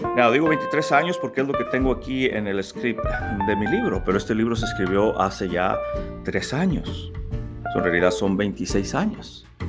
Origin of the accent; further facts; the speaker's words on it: Mexico; moved away as an adult; also born or lived in Arkansas, United States / Monterrey, Mexico; mi país, México